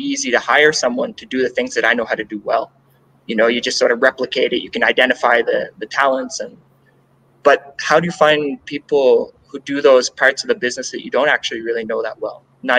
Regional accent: Canada; now in Ecuador; I'm Canadian

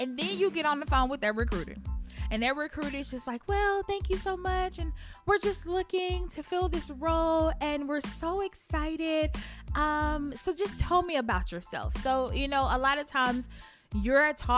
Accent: Memphis, Tennessee, United States; I'm from Memphis.

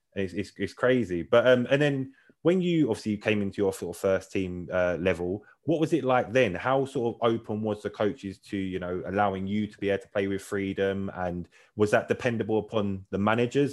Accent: London, United Kingdom; I grew up in South London as well

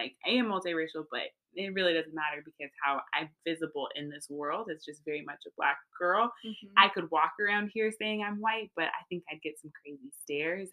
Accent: Texas, United States; also born or lived in California; now in North Carolina, United States; born and raised in Texas

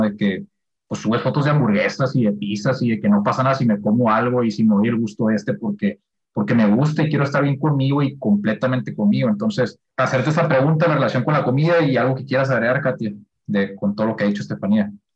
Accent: Sonora, Mexico; somos de la misma ciudad, ¿no? Somos acá de Sonora

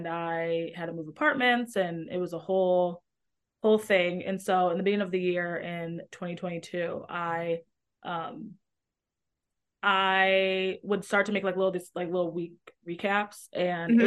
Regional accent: Metro Detroit, Michigan, United States; moved away as an adult; now in Chicago, United States; in Michigan, like Metro Detroit or outside of Detroit

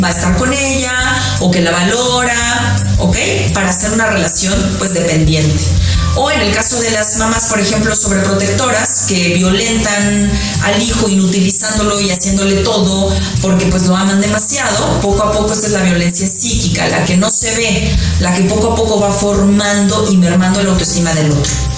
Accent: Mexico; en mi país, en México

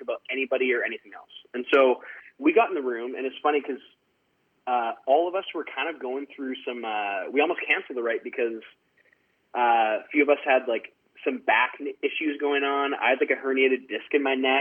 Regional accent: Surrey, British Columbia, Canada; I grew up in Surrey, British Columbia, which is definitely a city

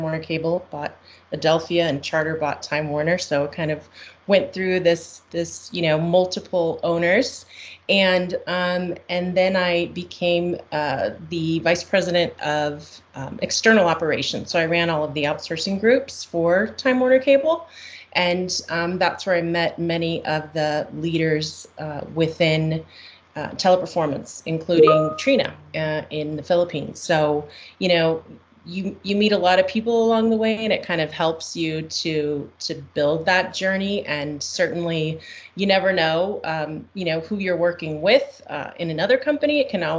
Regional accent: Costa Rica; I grew up in Costa Rica in Central America, so I'm bilingual.

